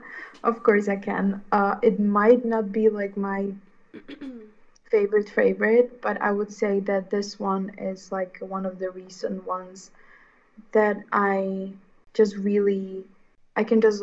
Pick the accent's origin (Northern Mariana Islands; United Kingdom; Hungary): Hungary; English is a second language; like, I'm from Hungary and I have the same kind of problem of being my authentic self within a country and culture that, like, feels so oppressive in a way